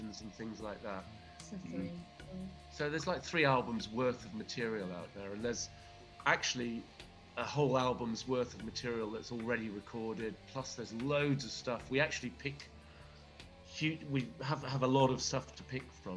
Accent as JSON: {"language": "English", "region": "England", "country": "United Kingdom", "moved": "yes", "lives_now": "Greece", "said": "and I'm from England, but we live on an island off the coast of Greece"}